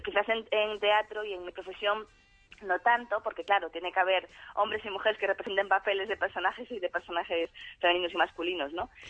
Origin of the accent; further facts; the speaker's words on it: Galicia, Spain; moved away as an adult; hace cuatro años me fui de Galicia y el hecho abandonar mi casa y mi familia